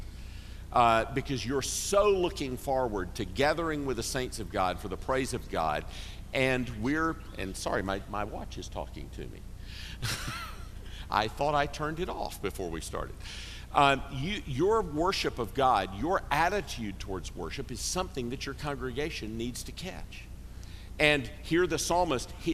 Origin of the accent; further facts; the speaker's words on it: Greenville, South Carolina, United States; I grew up in Greenville, South Carolina